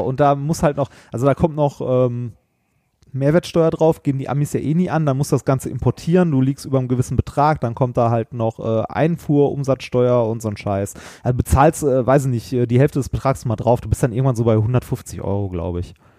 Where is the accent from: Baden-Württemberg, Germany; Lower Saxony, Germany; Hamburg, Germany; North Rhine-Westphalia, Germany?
North Rhine-Westphalia, Germany; Essen; bin ich in Altendorf groß geworden